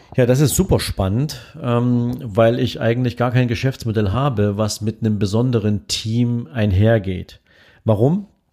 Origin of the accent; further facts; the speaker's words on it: Dresden, Saxony, Germany; hier in Dresden, in meiner Heimatstadt